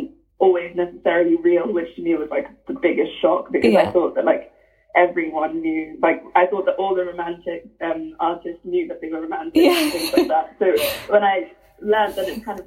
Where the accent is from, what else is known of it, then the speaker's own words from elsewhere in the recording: Lagos, Nigeria; now in Cambridge, United Kingdom; growing up in Lagos